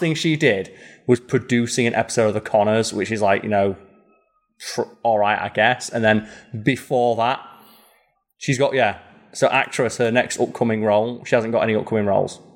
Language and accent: English; United Kingdom; being British